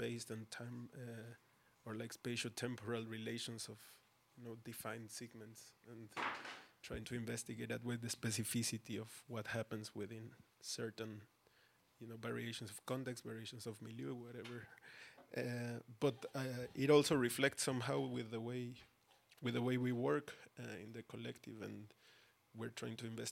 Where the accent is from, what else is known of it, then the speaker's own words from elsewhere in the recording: Mexico City, Mexico; now in Berlin, Germany; I myself, born and raised in Mexico City